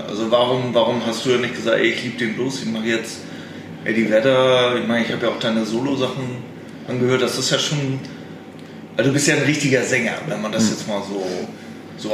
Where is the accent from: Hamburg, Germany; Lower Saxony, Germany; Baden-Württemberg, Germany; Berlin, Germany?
Hamburg, Germany; moved away as an adult; now in Fünf-Seen-Land, Germany; ich bin jetzt in Hamburg groß geworden, aber auch im Vorort